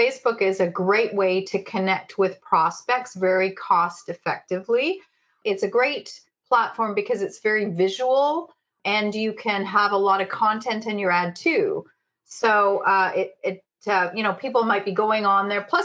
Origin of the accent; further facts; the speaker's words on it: Canada; I'm a Canadian gal